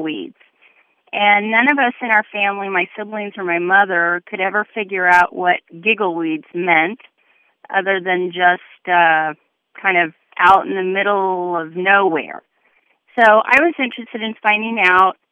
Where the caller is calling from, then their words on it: Indianapolis, Indiana, United States; I'm calling from Indianapolis